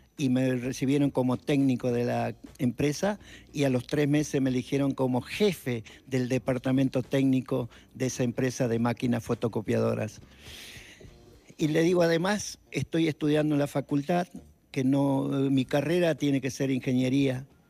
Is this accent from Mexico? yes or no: no; Salta, Argentina; soy salteño